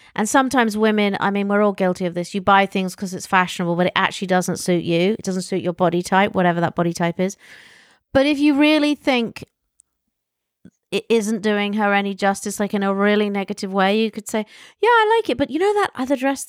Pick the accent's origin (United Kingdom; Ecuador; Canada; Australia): United Kingdom; England; from England